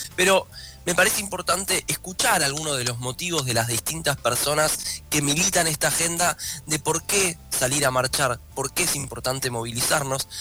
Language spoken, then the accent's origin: Spanish; Argentina; como argentinos y argentinas